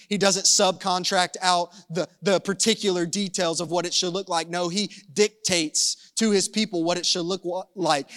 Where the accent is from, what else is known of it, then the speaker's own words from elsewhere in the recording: the South, United States; I'm from the South